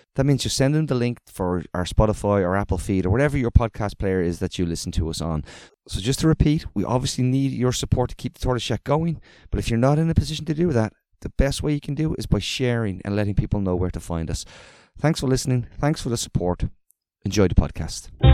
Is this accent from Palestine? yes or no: yes; Nuseirat refugee camp, Gaza Strip, Palestine; moved away as an adult; now in Istanbul, Turkey; I am a Palestinian from Gaza, and I grew up in Nusayrat refugee camp